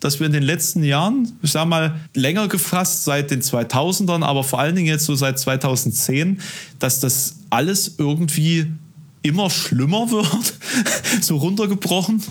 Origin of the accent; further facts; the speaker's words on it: village near Halle, Saxony-Anhalt, Germany; now in Halle, Germany; in meinem Heimatort, ähm, das ist ein Dorf hier in der Nähe